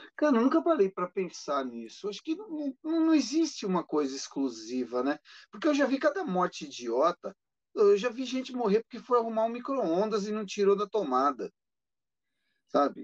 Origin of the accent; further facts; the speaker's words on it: ABC Paulista, São Paulo, Brazil; Eu sou do ABC Paulista